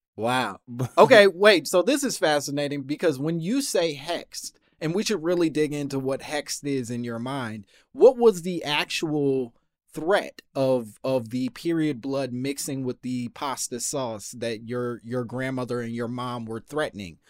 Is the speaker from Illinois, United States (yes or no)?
yes; Chicago, Illinois, United States; I'm from Chicago